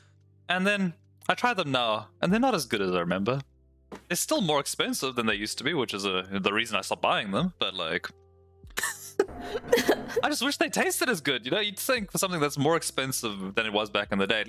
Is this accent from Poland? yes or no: no; South Africa; Yeah, we're way down there at the bottom of Africa.